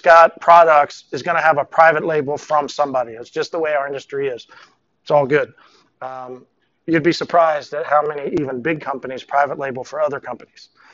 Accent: Tulsa, Oklahoma, United States; I was working um, here in Tulsa. I'm from Tulsa.

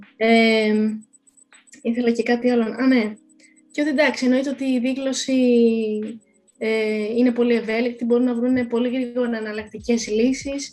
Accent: Greece; είμαι Ελληνίδα

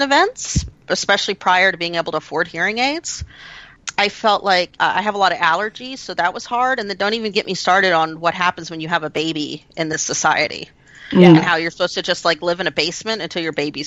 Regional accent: United States; me being an American

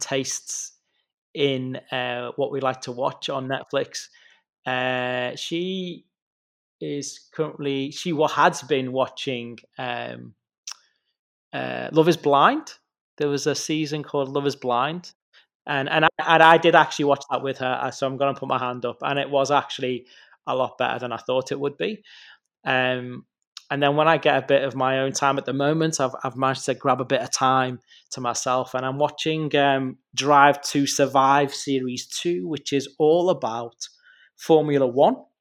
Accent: the Wirral, Merseyside, North West England, United Kingdom; I'm from the Wirral, which is on the other side of the water, so Mersey side

